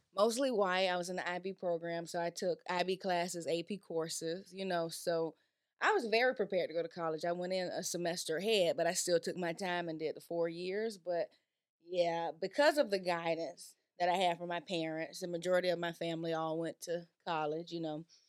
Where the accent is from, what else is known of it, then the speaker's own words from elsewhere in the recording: Florida, United States; now in Georgia, United States; growing up in Florida